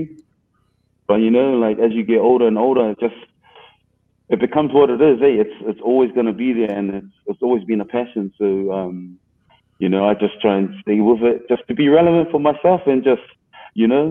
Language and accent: English; Auckland, New Zealand; I grew up in Mount Roskill. I'm a Central brother